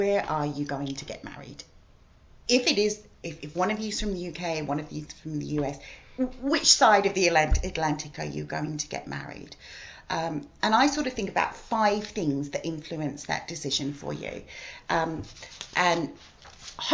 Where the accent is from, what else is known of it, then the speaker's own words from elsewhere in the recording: Australia; moved away as an adult; now in United Kingdom; I'm originally Australian. I've lived here for 23 years.